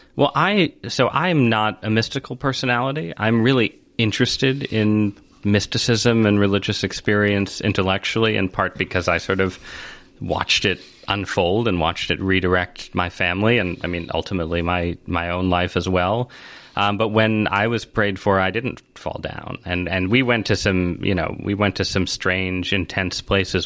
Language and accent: English; San Francisco, California, United States; I was born in San Francisco.